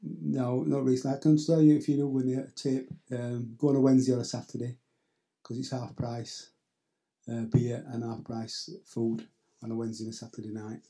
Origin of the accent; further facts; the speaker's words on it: Yorkshire and the Humber, United Kingdom; now in Caleta de Fuste, Spain; I'm from Yorkshire